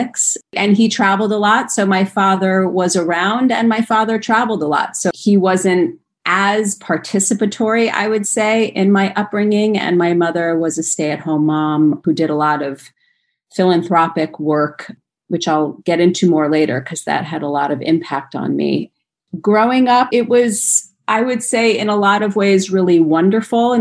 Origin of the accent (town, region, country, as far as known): Rye, New York, United States; born or raised there; now in Los Angeles, United States